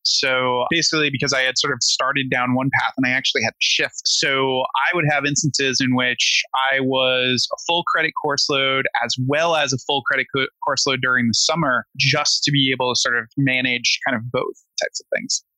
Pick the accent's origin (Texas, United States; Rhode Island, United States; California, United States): Rhode Island, United States; moved away as an adult; now in New York, United States